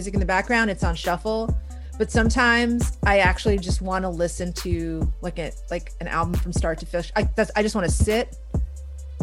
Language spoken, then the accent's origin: English; Houston, Texas, United States; English is a second language; moved away as an adult; also born or lived in Iran; now in Seattle, United States; I grew up in Houston